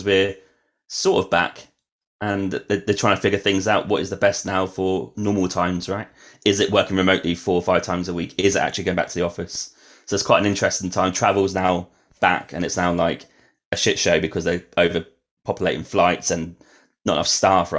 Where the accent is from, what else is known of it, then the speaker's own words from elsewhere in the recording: Norwich, East of England, United Kingdom; I'm from Norwich, England.